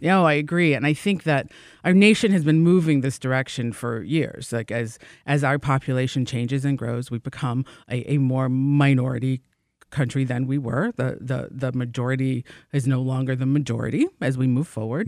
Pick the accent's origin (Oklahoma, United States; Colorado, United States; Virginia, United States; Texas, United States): Virginia, United States; now in Michigan, United States; I'm originally from Virginia